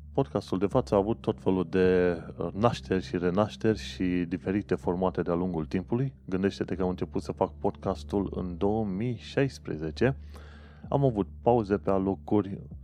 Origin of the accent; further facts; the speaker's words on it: Brașov area, Brașov County, Romania; moved away as an adult; now in United Kingdom; ca român venit, de exemplu, din zona Brașovului